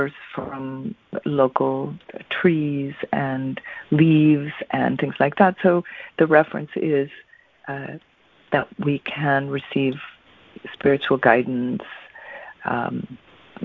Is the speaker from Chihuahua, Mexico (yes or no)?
no; Mexico City, Mexico; I'm from Mexico